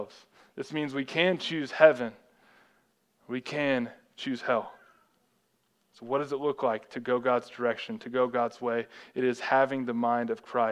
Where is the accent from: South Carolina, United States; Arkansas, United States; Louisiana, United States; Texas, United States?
Texas, United States; growing up in Texas, anytime it would snow over half an inch, like the whole state would shut down.